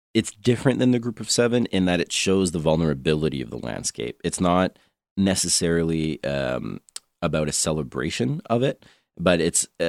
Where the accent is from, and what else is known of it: Canada